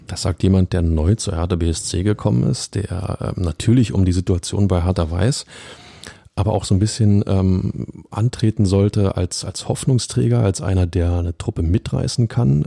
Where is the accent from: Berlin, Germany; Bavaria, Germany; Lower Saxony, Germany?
Berlin, Germany; als Berliner